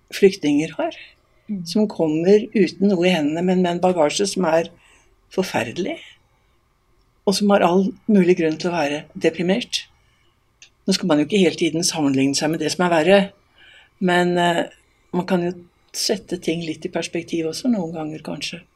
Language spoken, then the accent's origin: Norwegian; Eastern Norway, Norway; now in Voss, Norway; Som østlending